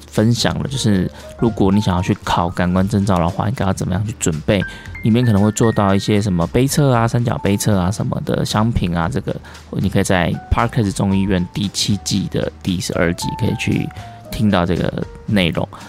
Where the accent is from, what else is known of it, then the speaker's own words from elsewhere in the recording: southern Taiwan, Taiwan; now in Taipei, Taiwan; 因为我是南部人来台北嘛